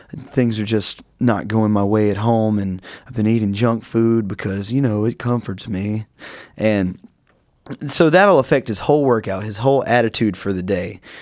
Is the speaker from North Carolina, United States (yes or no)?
yes; North Carolina, United States; moved away; I'm from North Carolina, if you didn't pick it up in some of my voice